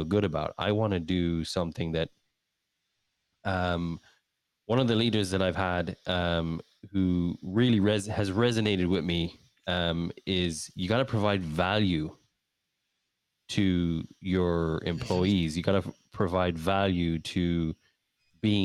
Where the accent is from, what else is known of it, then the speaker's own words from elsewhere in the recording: Ireland; also born or lived in England; now in United States; I'm from Ireland. I love Ireland. I'll always love Ireland. It's a dear place in my heart. It's where I grew up. I was born in England